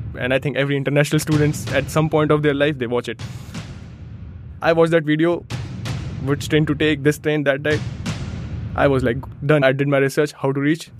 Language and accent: English; India; moved away as an adult; now in Germany; I come from India, trains are late